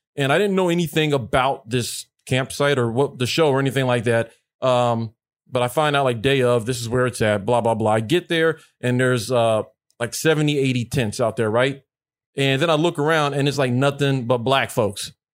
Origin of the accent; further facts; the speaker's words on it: Mississippi, United States; I grew up in Mississippi